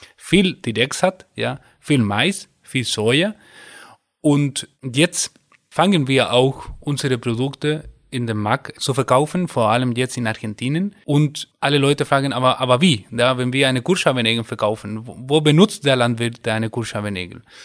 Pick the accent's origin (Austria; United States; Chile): Chile; first language Spanish; German is a second language; moved away as an adult; now in Germany; ich komme aus Chile